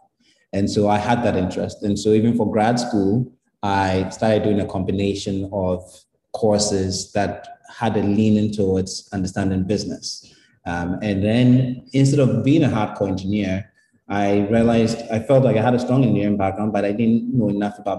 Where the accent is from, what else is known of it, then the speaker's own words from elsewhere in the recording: Ghana; moved away; coming back, you feel as Ghanaian as anybody else